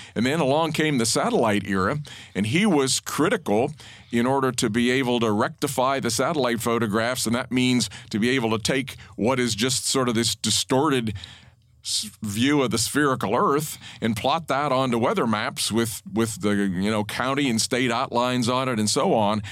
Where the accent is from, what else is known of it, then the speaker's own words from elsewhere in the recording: Pennsylvania, United States; to be going in state was kind of the only option, and and Penn State really was the only school in in Pennsylvania